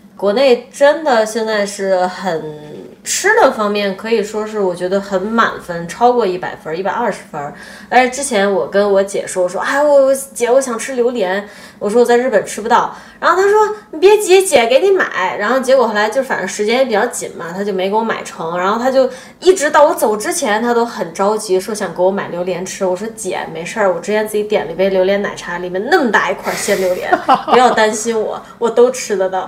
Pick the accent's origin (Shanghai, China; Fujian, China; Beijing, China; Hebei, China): Beijing, China; also born or lived in United States; now in Japan; 作为一个北京人